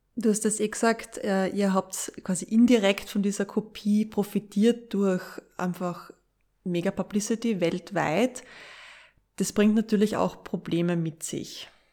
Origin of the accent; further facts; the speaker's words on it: Austria; bei uns in Österreich